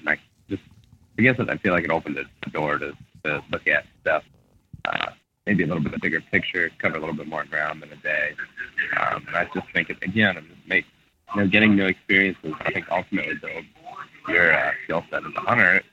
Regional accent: Ohio, United States; my whole life, growing up in Ohio

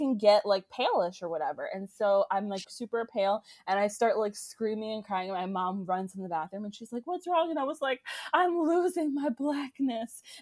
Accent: Florida, United States; I grew up in Florida

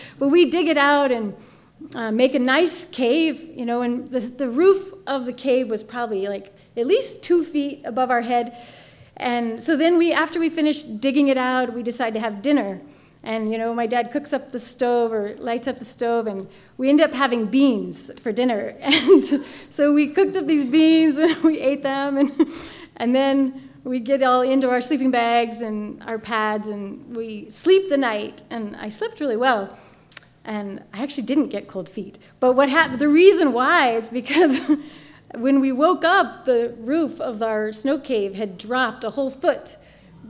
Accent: Durango, Colorado, United States; I grew up here in Durango

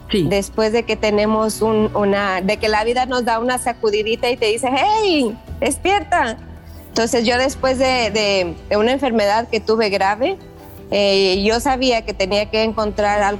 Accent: Mexico; now in Las Vegas, United States; porque yo me vengo a Las Vegas de México y y no había en realidad muchos lugares

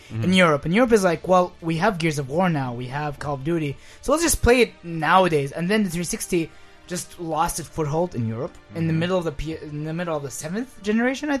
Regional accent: United States; also born or lived in Saudi Arabia; I'm American. I am 100% American. I was born in the U.S.

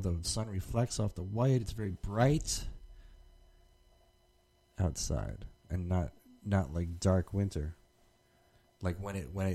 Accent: New Jersey, United States; moved away; I'm from Jersey

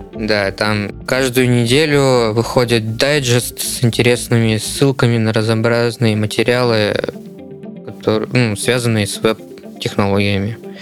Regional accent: Novokuznetsk, Kemerovo Oblast, Russia; moved away as an adult; now in Novosibirsk, Russia; я сам не из Новосибирска. Я вот конкретно э, сюда переехал, чтобы учиться. Переехал я из Новокузнецка.

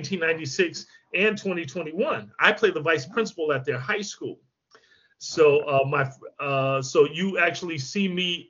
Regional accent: Michigan, United States; I grew up in Michigan

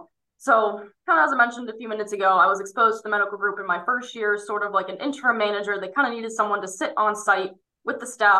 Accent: State College, Pennsylvania, United States; And actually again, being my hometown around, State College, Pennsylvania, the Pennsylvania State University, that's where I was looking at going.

